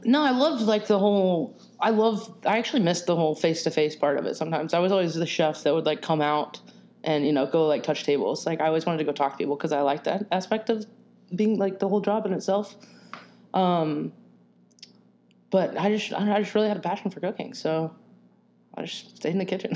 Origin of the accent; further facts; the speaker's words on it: Arkansas, United States; moved away as an adult; also born or lived in Arizona; now in Nashville, United States; originally I was born and raised in Arkansas